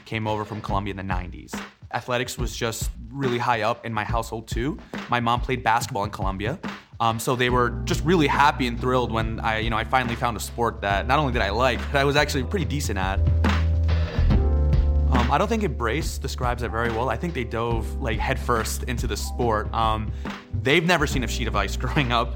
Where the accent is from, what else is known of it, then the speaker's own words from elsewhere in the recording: Newark, New Jersey, United States; I grew up in the Ironbound section of Newark, it's a very heavy Portuguese and Latino neighborhood